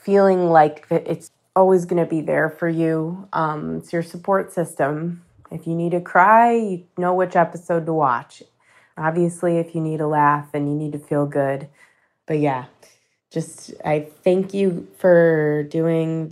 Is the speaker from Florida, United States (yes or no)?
no; Rochester, New York, United States; I'm from Rochester, New York